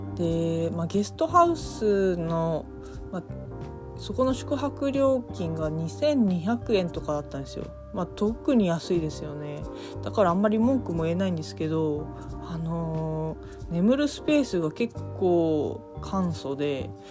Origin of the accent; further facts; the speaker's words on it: Sapporo, Hokkaido, Japan; moved away; 私地元札幌なんですけど